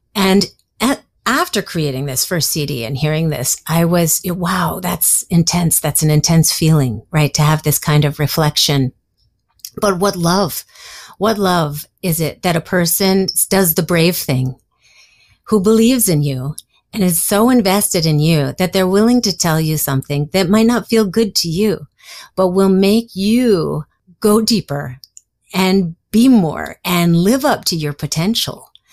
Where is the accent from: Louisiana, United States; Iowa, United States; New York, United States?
New York, United States; New York City; I grew up in Greenwich Village